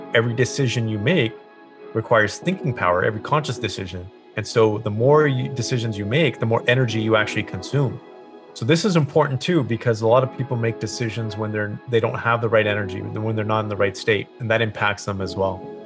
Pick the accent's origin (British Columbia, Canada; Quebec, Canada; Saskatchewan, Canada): British Columbia, Canada; Kelowna; I grew up in a small town called Kelowna, British Columbia.